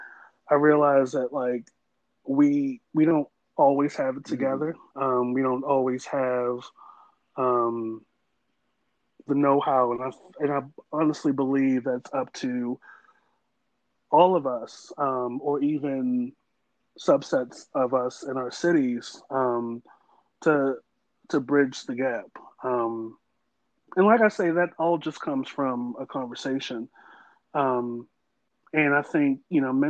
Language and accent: English; Baltimore, Maryland, United States; I'm from Baltimore, from Maryland